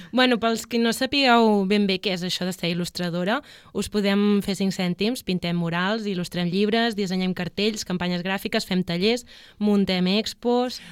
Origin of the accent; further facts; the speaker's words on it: Palamós, Catalonia, Spain; jo soc de Palamós